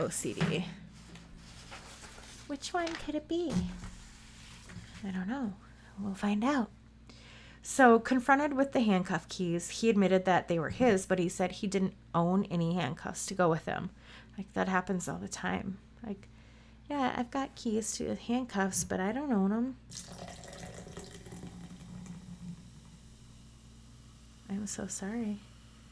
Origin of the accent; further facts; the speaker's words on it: Midwest, United States; Root, yes, I say root. I'm from the Midwest. I say root